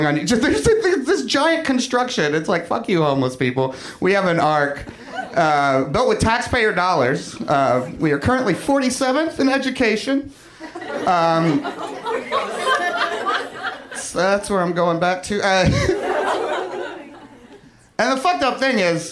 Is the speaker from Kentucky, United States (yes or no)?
yes; Kentucky, United States; moved away; I'm from Kentucky originally